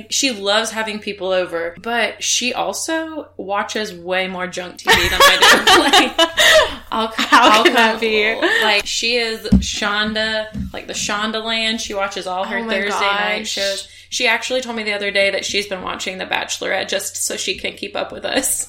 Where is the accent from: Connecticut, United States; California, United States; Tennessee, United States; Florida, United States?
Florida, United States; Pensacola; born there; Just I was born in Pensacola, Florida.